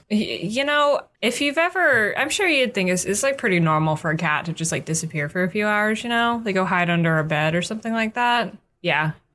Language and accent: English; United States; We're American